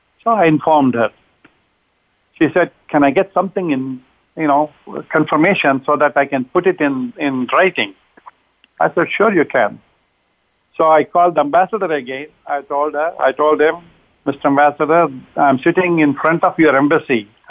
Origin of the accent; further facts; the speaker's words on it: India; moved away as an adult; I'm originally from India. I came in 1968